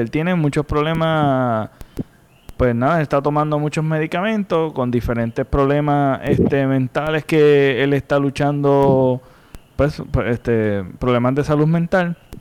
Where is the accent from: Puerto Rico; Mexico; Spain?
Puerto Rico; nosotros como puertorriqueños